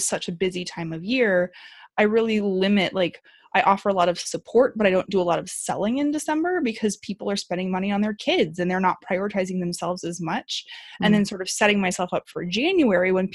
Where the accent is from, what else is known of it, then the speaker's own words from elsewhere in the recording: Midwest, United States; now in Southern California, United States; we live in Southern California, but we're from the Midwest and we normally travel home for the holidays